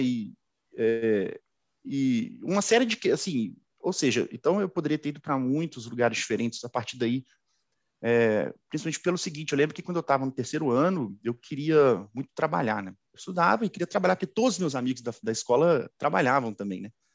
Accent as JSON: {"language": "Portuguese", "town": "Belo Horizonte", "region": "Minas Gerais", "country": "Brazil", "tie": "born or raised there", "said": "eu sou suburbano, né, sou de Belo Horizonte, sou suburbano, cresci, é, estudei a minha vida inteira na escola pública"}